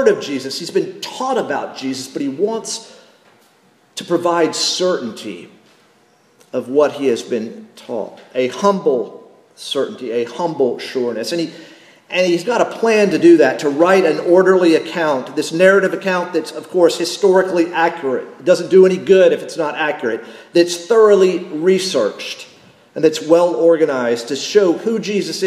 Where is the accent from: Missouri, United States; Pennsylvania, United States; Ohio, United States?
Ohio, United States; Cincinnati; I'm from Cincinnati